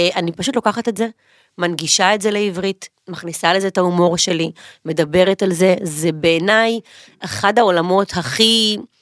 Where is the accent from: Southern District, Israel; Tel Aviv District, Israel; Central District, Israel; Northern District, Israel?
Southern District, Israel; Ashkelon; גדלתי, התבגרתי, ואחרי הצבא חזרתי לאשקלון